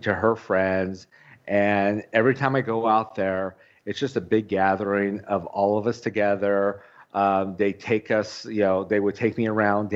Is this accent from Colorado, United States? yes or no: no; Orange County, California, United States; now in Arizona, United States; I grew up in Orange County, California